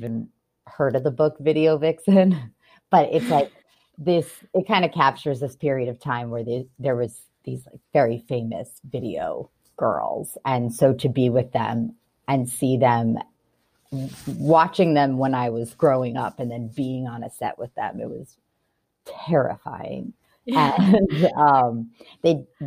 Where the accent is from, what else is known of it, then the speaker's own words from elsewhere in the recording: Orange County, California, United States; I'm born and raised in Orange County